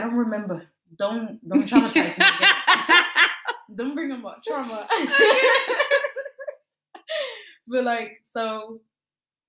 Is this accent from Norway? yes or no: yes; Oslo, Norway; I'm also from Stovner.